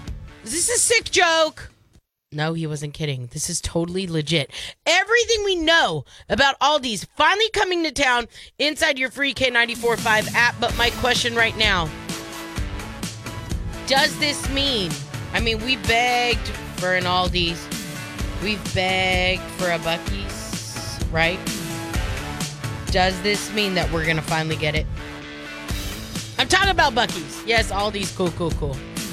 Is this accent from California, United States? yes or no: yes; California, United States; now in Shreveport area, Louisiana, United States; I'm from California.